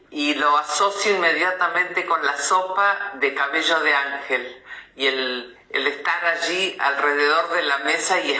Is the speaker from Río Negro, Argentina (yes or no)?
yes; Río Negro, Argentina; En mi casa cuando era chica en Río Negro, por supuesto que se escuchaba muchísimo radio